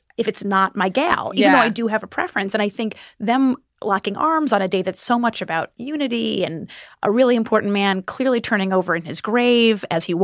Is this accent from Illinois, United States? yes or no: yes; Illinois, United States; now in New York, United States; I'm originally from Illinois. I've lived in New York since then.